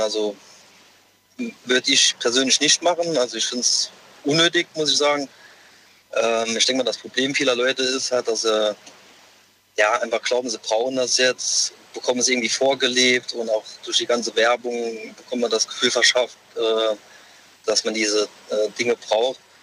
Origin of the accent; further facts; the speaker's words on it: Saarbrücken, Saarland, Germany; Ich, ich komme aus Saarbrücken